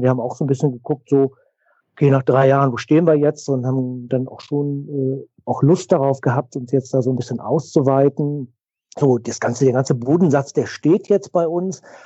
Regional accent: the West, West Germany, Germany; Wir sind beide aus dem Westen

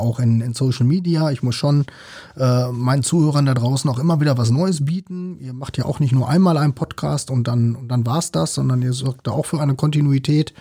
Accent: North Rhine-Westphalia, Germany; ich kenne das ja selbst so als Ostwestfale

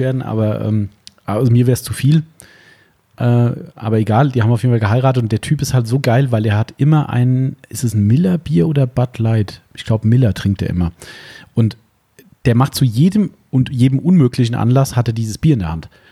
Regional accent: Germany; bei uns in Deutschland

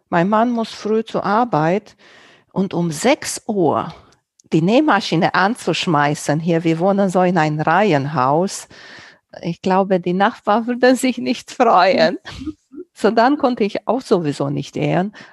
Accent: Romania; first language Romanian; German is a second language; Auch nicht in meiner Muttersprache, in Rumänisch.

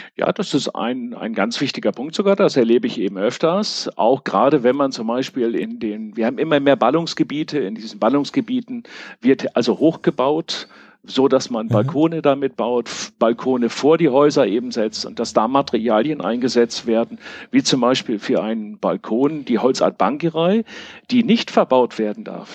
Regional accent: Münster, North Rhine-Westphalia, Germany; ich komme aus Münster

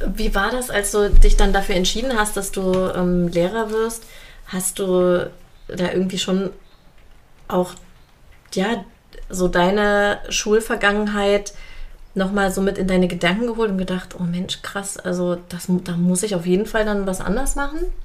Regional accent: Jena, Thuringia, Germany; Ich bin in Jena geboren

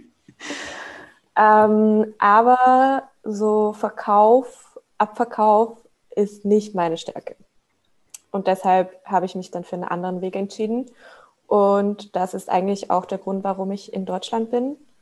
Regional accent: Switzerland; moved away as an adult; also born or lived in Hamburg; now in Berlin, Germany; ich komme ursprünglich aus der Schweiz ähm, habe da auch mit 16 halt meine erste Ausbildung gemacht als Buchhändlerin.

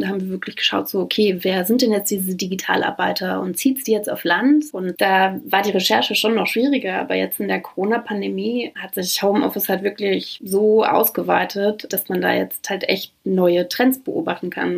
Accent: Brandenburg, Germany; also born or lived in Boston; Ich komme aus Brandenburg

